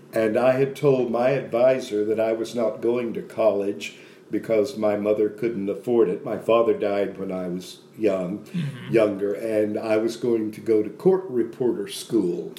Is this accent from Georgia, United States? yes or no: no; Dallas, Texas, United States; Grew up in Oak Cliff